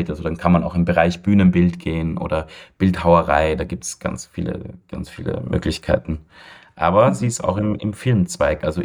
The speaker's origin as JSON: {"language": "German", "region": "Vienna", "country": "Austria", "tie": "born or raised there", "said": "ich bin ja in Wien geboren und aufgewachsen und war mein ganzes Leben hier"}